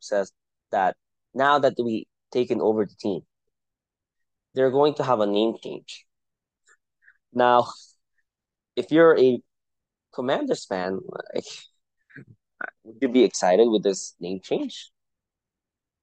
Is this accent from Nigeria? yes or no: no; Philippines; first language Tagalog; English is a second language; now in United States; As a Filipino living in the United States